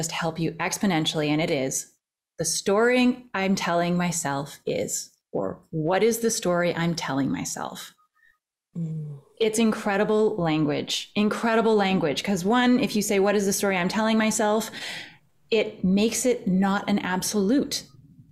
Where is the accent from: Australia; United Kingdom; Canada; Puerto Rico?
Canada; I'm Canadian